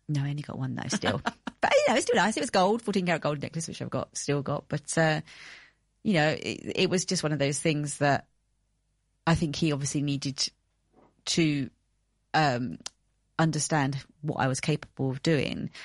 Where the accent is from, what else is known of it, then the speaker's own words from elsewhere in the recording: United Kingdom; moved away as an adult; also born or lived in Greece; I'm British